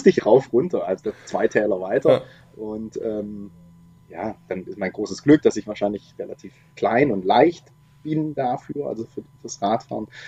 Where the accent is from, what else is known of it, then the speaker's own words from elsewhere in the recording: Baden-Württemberg, Germany; also ich komme ursprünglich aus dem Schwarzwald. Da war das mit diesen Busverbindungen auch eine totale Katastrophe